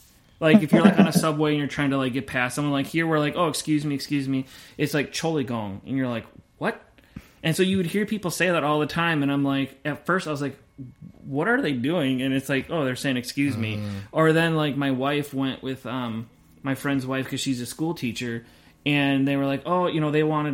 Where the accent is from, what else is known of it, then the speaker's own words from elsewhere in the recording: United States; we're American